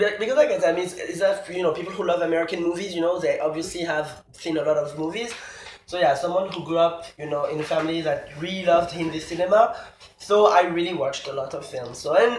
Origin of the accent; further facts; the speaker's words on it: near Paris, Île-de-France, France; moved away as an adult; now in Montreal, Canada; I'm from France. I was born and raised near Paris in a Moroccan family. So both of my parents came from Morocco. So yeah, so I'm 100% French, 100% Moroccan. I'm 100% Montréalais also, because I've been living in Montreal, Canada.